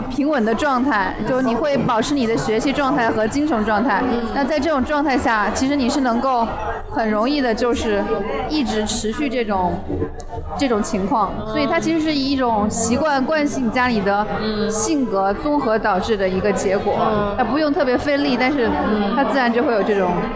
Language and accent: Chinese; Zixing, Hunan, China; now in Beijing, China; 湖南很美丽的一座小城市。 叫自新， 有非常美丽的一个水库，叫东江湖